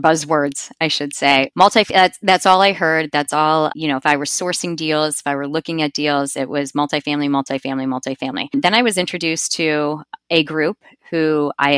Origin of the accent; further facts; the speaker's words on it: Cincinnati, Ohio, United States; I'm from Cincinnati, Ohio, so I'm a Buckeyes fan